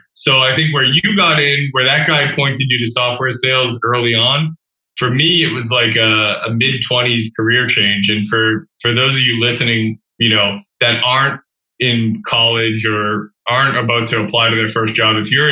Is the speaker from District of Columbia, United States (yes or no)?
no; Massachusetts, United States; moved away as an adult; now in Toronto, Canada; I grew up in Massachusetts, not far from JR